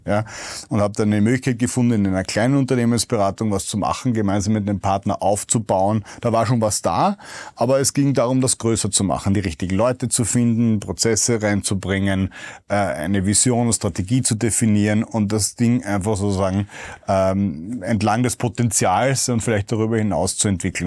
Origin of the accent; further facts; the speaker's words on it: Vienna, Austria; als Wiener